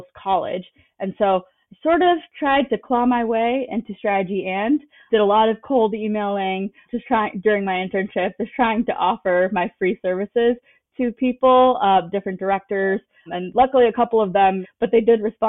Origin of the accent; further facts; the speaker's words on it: South Brunswick, New Jersey, United States; I'm originally from New Jersey, from a town right next to Princeton called South Brunswick. Went to a public high school